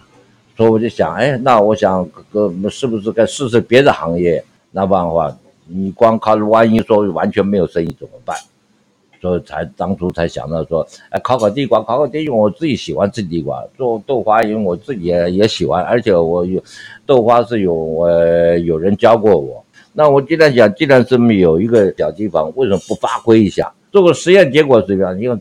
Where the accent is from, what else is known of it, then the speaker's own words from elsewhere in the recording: Shandong, China; 因为我本身是山东人，所以这个情况之下，就是我有这种那个拼搏精神